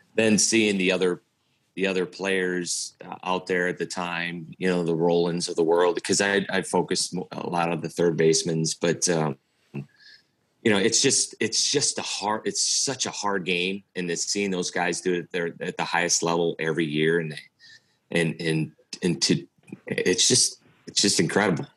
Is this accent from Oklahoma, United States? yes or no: no; St. Louis, Missouri, United States; my whole life growing up in St. Louis